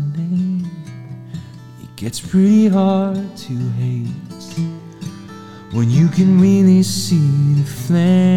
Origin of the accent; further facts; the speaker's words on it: Portsmouth, New Hampshire, United States; now in Nashville, United States; I grew up in New Hampshire, Portsmouth, New Hampshire.